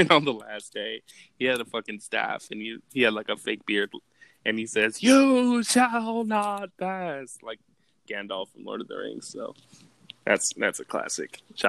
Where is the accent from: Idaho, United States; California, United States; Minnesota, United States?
California, United States; Los Angeles; Like, me and my family, we're from, like, California. I'm from Los Angeles.